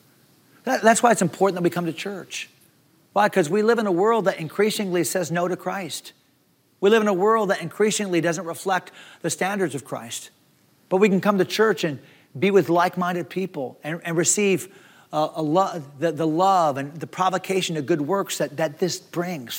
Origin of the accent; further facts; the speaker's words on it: Leechburg, Pennsylvania, United States; They named my town. Leechburg